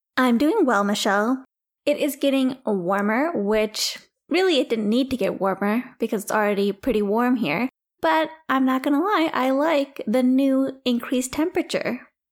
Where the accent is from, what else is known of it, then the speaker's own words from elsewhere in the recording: India; now in United States; As an Indian person